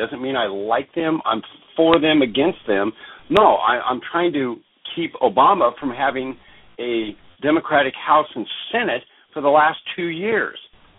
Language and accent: English; Alaska, United States; also born or lived in Oregon / Washington; I'm an Alaskan, man. I grew up in Oregon, Washington, Alaska. I'm an extremely independent person.